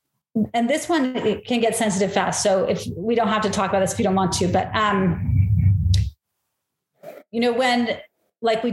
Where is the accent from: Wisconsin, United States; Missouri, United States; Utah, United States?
Utah, United States; St. George; I grew up in St. George